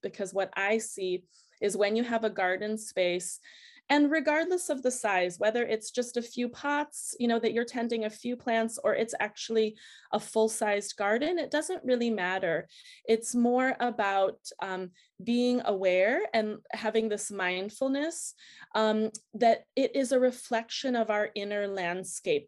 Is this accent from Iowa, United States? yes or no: no; outside of Chicago, Illinois, United States; moved away as an adult; also born or lived in Anchorage, Alaska; now in Switzerland; growing up outside of Chicago